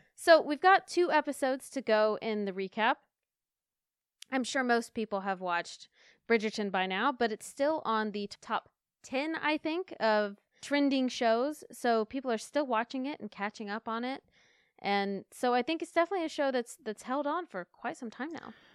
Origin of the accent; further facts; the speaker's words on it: Asheville, North Carolina, United States; my hometown in Asheville, North Carolina